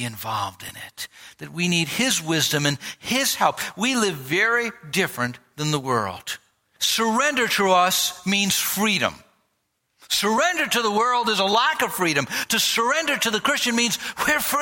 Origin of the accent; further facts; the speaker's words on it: United States; people knew by my accent, they knew by my way of expressing myself. They could tell I was from America